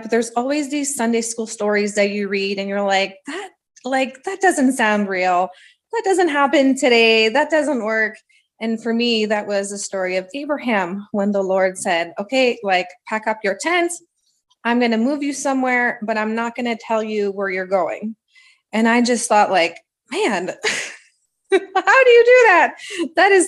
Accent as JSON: {"language": "English", "town": "Ottawa", "region": "Ontario", "country": "Canada", "tie": "born or raised there", "moved": "yes", "lives_now": "Edmonton, Canada", "said": "I'm from Ottawa. And so that's where I grew up"}